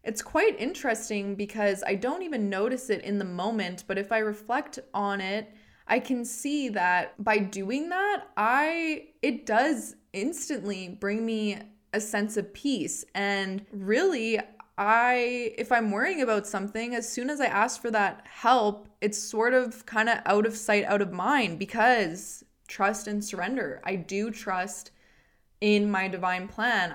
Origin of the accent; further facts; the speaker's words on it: Edmonton, Alberta, Canada; I'm from Edmonton and I worked